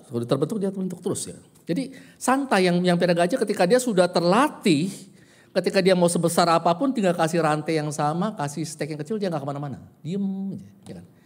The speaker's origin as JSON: {"language": "Indonesian", "region": "Java", "country": "Indonesia", "said": "Ada yang kultur Jawa, saya, kult, uh, ah, saya Jawa, ya kan?"}